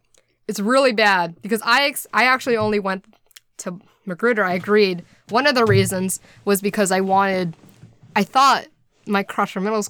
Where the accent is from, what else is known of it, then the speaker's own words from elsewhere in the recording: Silver Spring, Maryland, United States; also born or lived in Rockville; oh, where are you from? I'm like, Silver Spring, bitch.